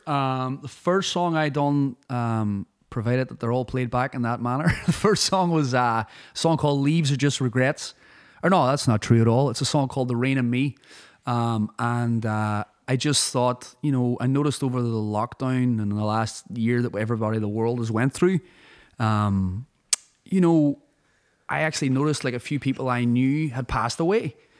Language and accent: English; Derry, Northern Ireland, United Kingdom; moved away as an adult; also born or lived in Donegal, Ireland / Los Angeles, United States / London, United Kingdom; I grew up in a city like Derry.